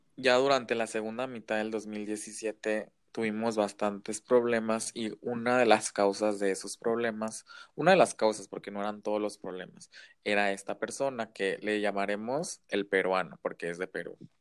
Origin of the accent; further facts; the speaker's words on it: Mexico; also born or lived in Shanghai; soy mexicano